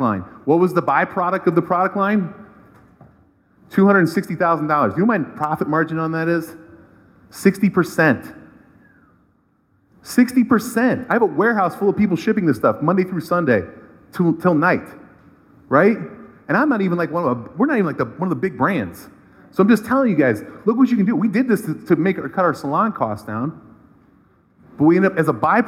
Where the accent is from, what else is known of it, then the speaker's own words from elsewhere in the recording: Cleveland, Ohio, United States; I'm from Cleveland. I'm a proud local Cleveland guy